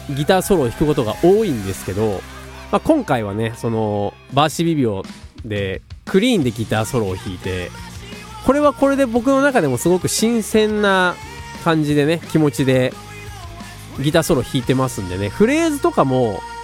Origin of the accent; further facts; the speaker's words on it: Tokai, Aichi, Japan; 僕、東海市出身